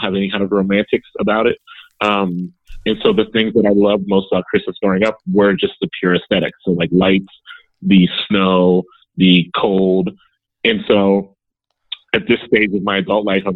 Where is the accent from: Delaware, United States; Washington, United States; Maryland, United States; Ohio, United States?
Ohio, United States; Columbus; born and raised in Columbus, and now back in Columbus, hopefully forever